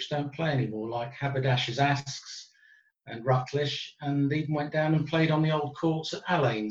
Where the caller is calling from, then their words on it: Turvey, East of England, United Kingdom; also born or lived in Bedford; I'm calling from home, which is in the village of Turvey in Bedfordshire.